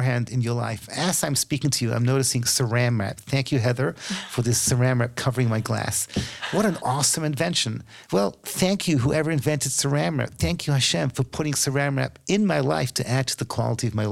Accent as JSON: {"language": "English", "country": "United Kingdom", "said": "as a Brit, I'm kind of embarrassed"}